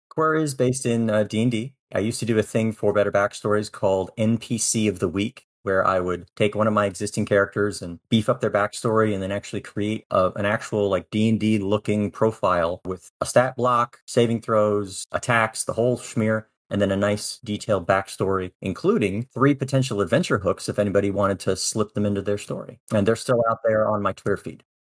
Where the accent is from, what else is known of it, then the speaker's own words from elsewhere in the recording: North Pole, Alaska, United States; moved away as an adult; also born or lived in Japan / Iceland / Spain / Maryland; now in Baltimore, United States; I grew up in Alaska for twenty years, actually North Pole, Alaska, small town in the middle of the state